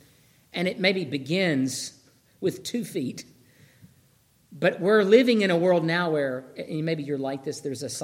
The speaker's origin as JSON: {"language": "English", "region": "Georgia", "country": "United States", "moved": "yes", "said": "I'm from Georgia."}